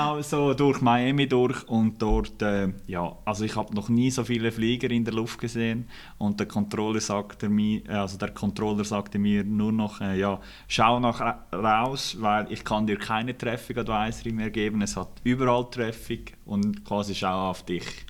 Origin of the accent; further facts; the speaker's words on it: Eastern Switzerland, Switzerland; ich bin Schweizer, ich bin in der Ostschweiz aufgewachsen